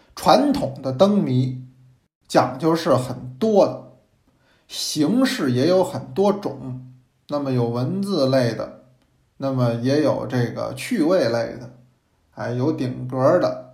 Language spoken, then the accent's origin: Chinese; China; 我们中国人